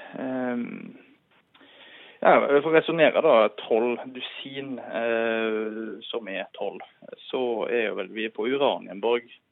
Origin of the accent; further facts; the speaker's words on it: Radøy, Nordhordland, Vestland, Norway; now in Oslo, Norway; Jeg er fra Rade i Nordhordland